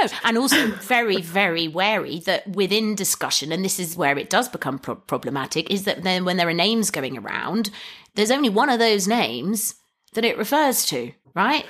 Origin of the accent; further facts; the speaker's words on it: England, United Kingdom; as an English person